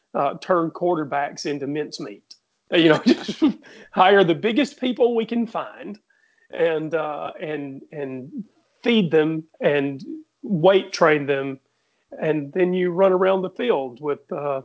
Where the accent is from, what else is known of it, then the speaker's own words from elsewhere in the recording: Alabama, United States; I grew up in Alabama